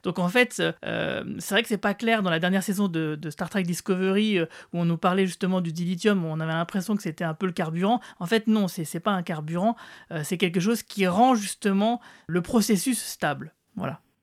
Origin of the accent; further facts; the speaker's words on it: France; chez nous en France